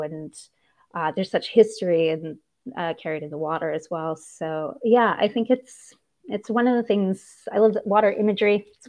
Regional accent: Kingston, Ontario, Canada; also born or lived in Bermuda; now in Los Angeles, United States; I grew up near the water. I grew up partially in Bermuda. My dad was in the Canadian military, and so we were stationed in Bermuda for a while. I also grew up on the shores of Lake Ontario in a town called Kingston

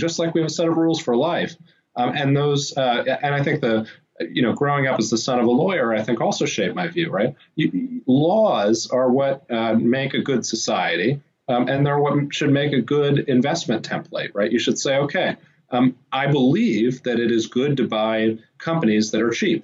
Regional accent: Washington, District of Columbia, United States; I grew up in Washington, D.C.

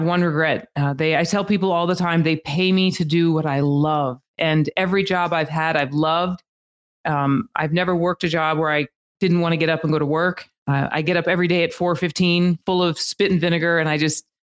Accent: Albuquerque, New Mexico, United States; moved away as an adult; now in Las Vegas, United States; I was born and raised in Albuquerque, New Mexico

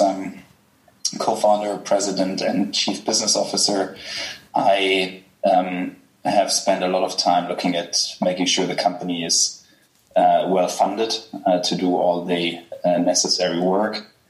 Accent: Germany; accent: German; English is a second language; I'm German, as people will ah. realize from my accent

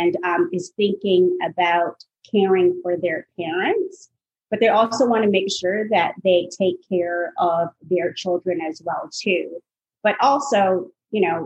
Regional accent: Toronto, Ontario, Canada; also born or lived in Iowa, United States / Miami, Florida, United States; now in Atlanta, United States; I grew up in Toronto, Canada, so it was a very multicultural environment, very diverse environment. And then my family moved down to Atlanta in 1994

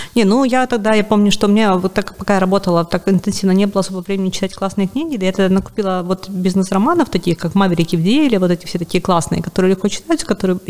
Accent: Sevastopol, Crimea, Ukraine; moved away as an adult; я сама из Севастополя

